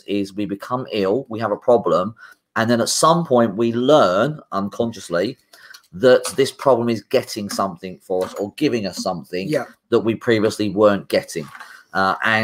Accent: United Kingdom; as British people, it's also a British thing.

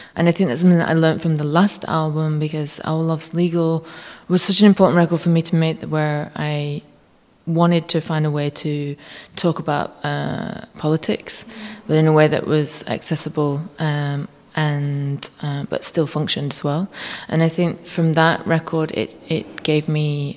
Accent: United Kingdom; now in Germany; start living back in the UK more if they let me, if they think I'm British enough

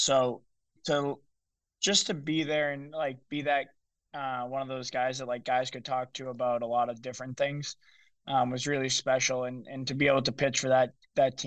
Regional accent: Lowell, Massachusetts, United States; He played in Lowell, where my hometown is.

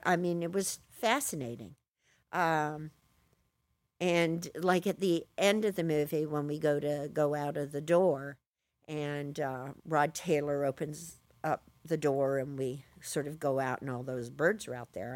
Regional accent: Bristol, South West England, United Kingdom; moved away; also born or lived in California; I was born in Bristol

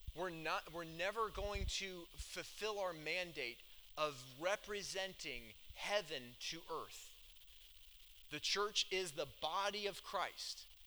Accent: Atlanta, Georgia, United States; moved away; I grew up in Atlanta, down south.

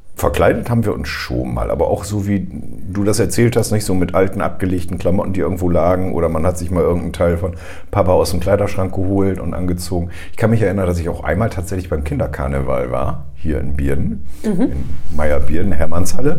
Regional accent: Northern Germany, Germany; Als Norddeutscher

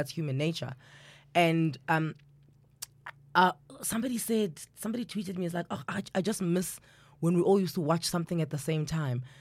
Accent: South Africa; as South Africans, we like community

